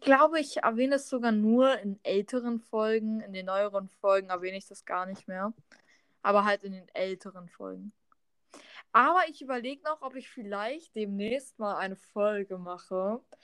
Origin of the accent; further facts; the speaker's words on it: Germany; ich komme aus Deutschland und habe russische Gene